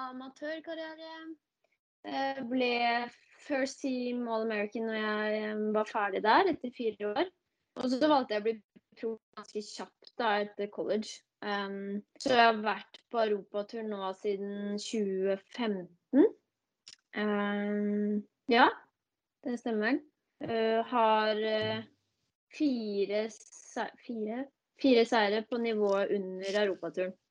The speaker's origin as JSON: {"language": "Norwegian", "town": "Tønsberg", "region": "Vestfold", "country": "Norway", "also_born_or_lived": "Denver", "moved": "yes", "lives_now": "Bærum, Norway", "said": "Jeg er opprinnelig fra Tønsberg. Uh, bor nå i Bærum, på, på Østerås. Uh, ja, nå er jeg jo 29 år, da. Blir 30 år i år."}